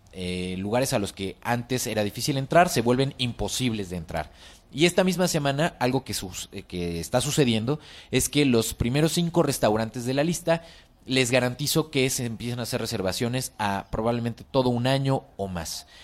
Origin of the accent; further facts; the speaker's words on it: Mexico; la cocina eh, tradicional mexicana se aprende de generación en generación